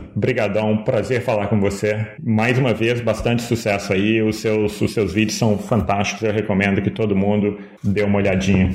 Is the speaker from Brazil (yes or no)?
yes; Brazil; a gente é brasileiro